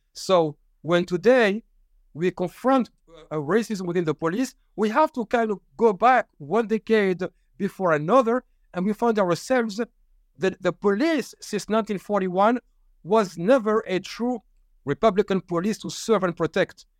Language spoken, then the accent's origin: English; Paris, Île-de-France, France; I'm from Paris, born and raised